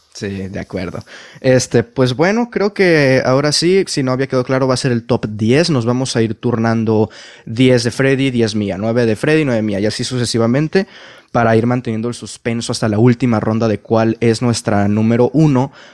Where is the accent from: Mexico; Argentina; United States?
Mexico; mi país, en este caso México